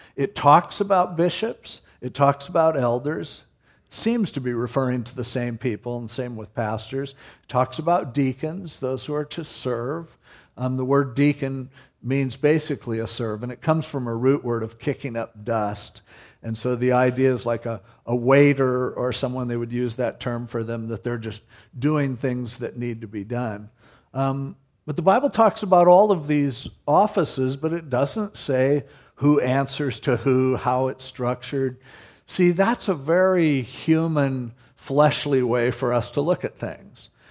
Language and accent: English; United States; as an American